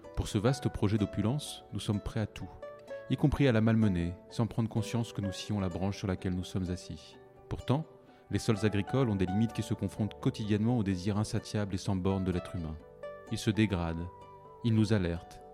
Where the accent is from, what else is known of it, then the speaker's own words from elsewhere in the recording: France; en tant que Français